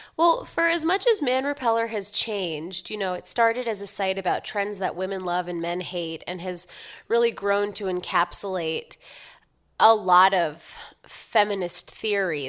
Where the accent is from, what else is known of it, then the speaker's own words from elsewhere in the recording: New York City, New York, United States; I grew up in Manhattan, so I'm born and raised